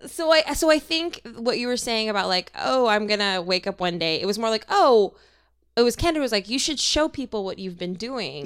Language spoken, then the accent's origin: English; Minnesota, United States; born or raised there; now in Los Angeles, United States